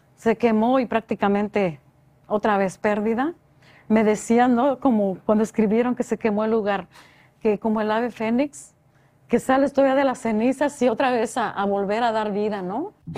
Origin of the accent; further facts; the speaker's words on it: Oaxaca, Mexico; moved away; soy de Oaxaca. Entonces siempre la discriminación por ser oaxaqueña.